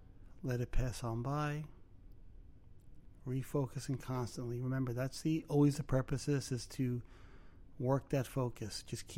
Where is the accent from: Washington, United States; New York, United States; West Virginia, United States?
New York, United States; Brooklyn; No. Really? I'm from Brooklyn? What gave it away?